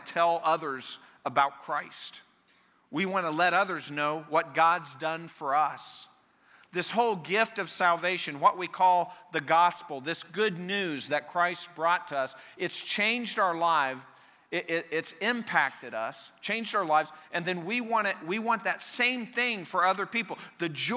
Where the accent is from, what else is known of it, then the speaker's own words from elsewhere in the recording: Colorado, United States; the church I grew up in Colorado